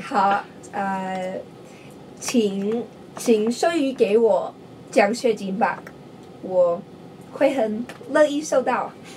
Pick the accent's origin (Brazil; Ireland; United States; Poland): United States; Riverton, Utah; growing up in Riverton was like a dream